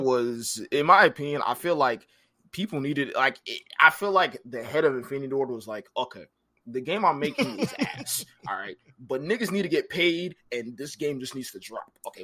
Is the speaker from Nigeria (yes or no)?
yes; Nigeria; I'm Nigerian